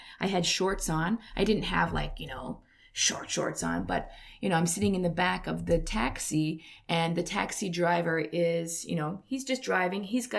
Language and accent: English; Canada; moved away as an adult; now in Korea